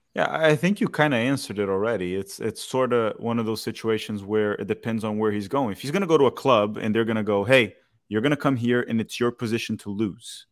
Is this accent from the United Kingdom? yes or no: no; Brazil; I'm from Brazil.